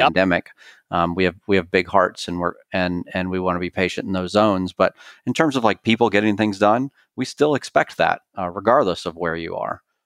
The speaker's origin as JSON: {"language": "English", "town": "Clemson", "region": "South Carolina", "country": "United States", "moved": "yes", "said": "I'm originally from Clemson, South Carolina"}